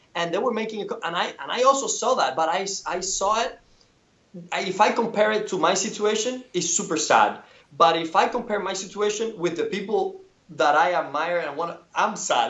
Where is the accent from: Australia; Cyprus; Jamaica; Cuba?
Cuba; born or raised there; moved away